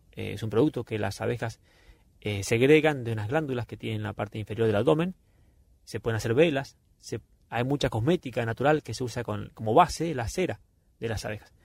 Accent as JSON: {"language": "Spanish", "country": "Argentina", "said": "somos del Golfo San Jorge"}